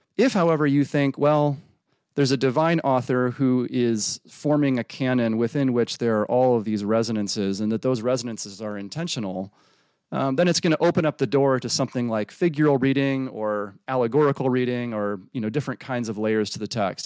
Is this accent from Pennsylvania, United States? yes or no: no; Freeport, Illinois, United States; moved away; I was raised in the Midwest, um, Freeport, Illinois